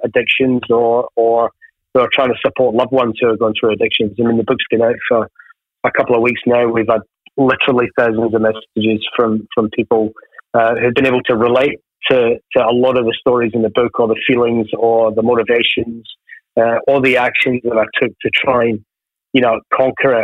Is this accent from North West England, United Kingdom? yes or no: no; Ayr, Scotland, United Kingdom; born or raised there; also born or lived in Glasgow